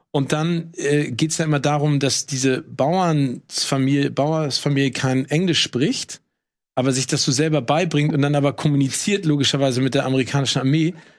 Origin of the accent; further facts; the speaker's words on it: Hamburg, Germany; als Hamburger